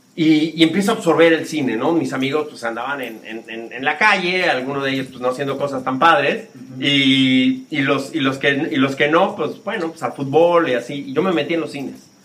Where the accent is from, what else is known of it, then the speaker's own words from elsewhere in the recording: Mexico City, Mexico; moved away as an adult; also born or lived in United States / Spain; yo soy del barrio de La Guerrero, en la Ciudad de México, en la frontera con Tepito